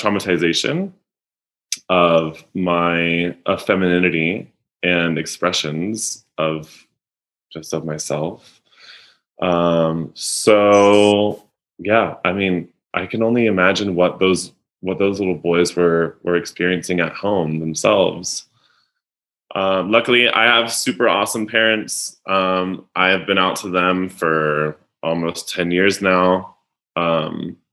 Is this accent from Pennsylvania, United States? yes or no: no; North Carolina, United States; moved away; also born or lived in New York City; I was a kid of the 90s in the South in like an emerging, historically suburban Southern city